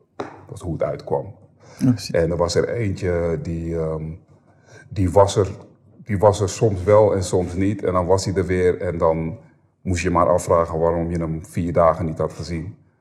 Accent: Amsterdam, North Holland, Netherlands; Ik ben geboren en opgegroeid in de Bijlmer en toen, we 12 toen ik 12 was zijn we verhuisd

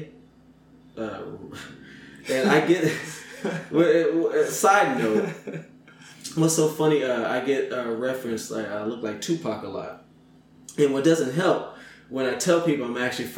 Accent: Inglewood, California, United States; I grew up in L.A.

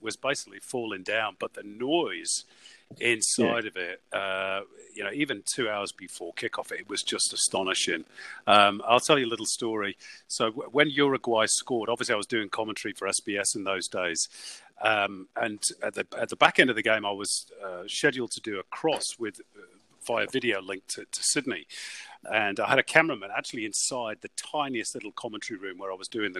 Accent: Manchester, North West England, United Kingdom; I'm from Manchester. I was born there

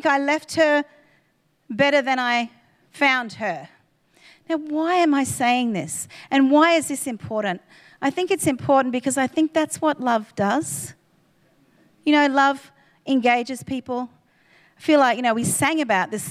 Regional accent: Queensland, Australia; we were from Queensland

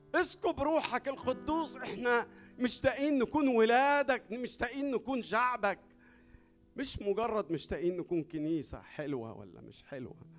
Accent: Egypt; احنا عندنا في مصر

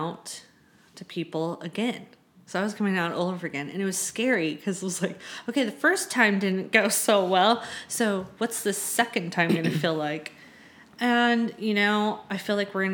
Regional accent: Southern California, United States; moved away as an adult; now in San Francisco, United States; I'm from Southern California.

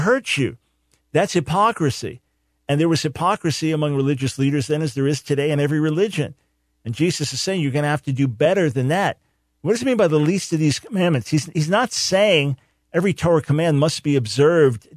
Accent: Island Park, New York, United States; I grew up in Island Park, not far from there, right next to Long Beach

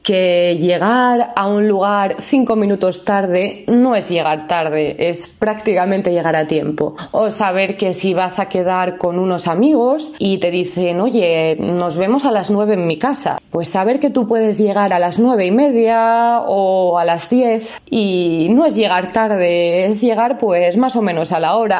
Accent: Asturias, Spain; moved away as an adult; now in Poland; tengo 16 años y vengo de Asturias, una pequeña y muy bonita región del norte de España

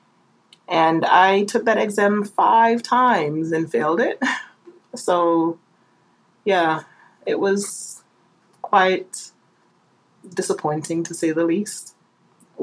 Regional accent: Jamaica; Growing up in Jamaica was quite interesting. As was stated before, I grew up with my grandparents after my mother left when I was 8

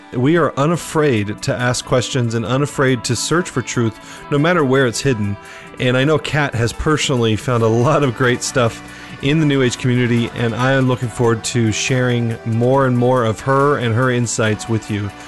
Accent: Phoenix, Arizona, United States; I grew up in Arizona, and so Sedona, mm-hmm. Arizona, is uh, just a couple hours north of Phoenix, where I grew

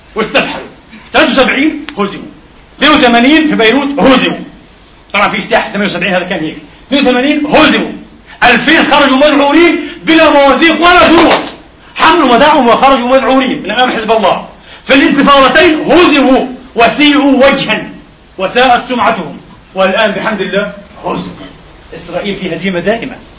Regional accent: Palestine; now in Vienna, Austria; كفلسطيني وكمسلم وكعربي

